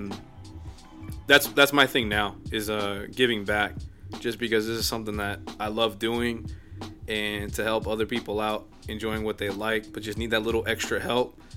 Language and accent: English; La Porte, Texas, United States; I'm from LaPorte, which is on like the south end of town right. of Houston